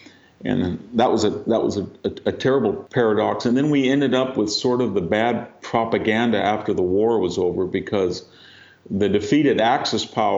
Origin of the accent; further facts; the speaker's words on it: United States; we being the Americans